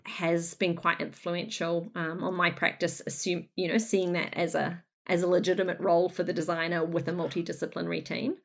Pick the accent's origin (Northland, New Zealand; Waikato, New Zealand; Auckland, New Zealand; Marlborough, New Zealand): Northland, New Zealand; moved away as an adult; also born or lived in Brunswick, Melbourne, Australia; now in Melbourne, Australia; I hail from Northland in New Zealand, Aotearoa, where I, um, was very fortunate to, to grow up and get educated and work for a little bit.